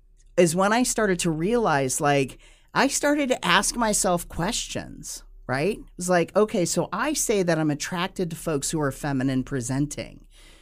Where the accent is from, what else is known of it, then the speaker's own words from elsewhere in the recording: United States; Now, I'm two-spirit because I am Native American.